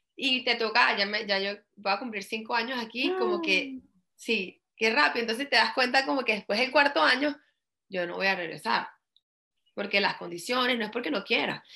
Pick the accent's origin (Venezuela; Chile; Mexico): Venezuela; moved away as an adult; now in United States; en Venezuela como yo crecí